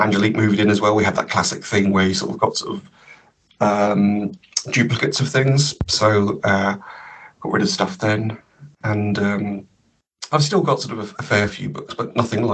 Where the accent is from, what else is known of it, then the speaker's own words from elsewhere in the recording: Cambridge, East of England, United Kingdom; also born or lived in Comberton; Growing up in Cambridge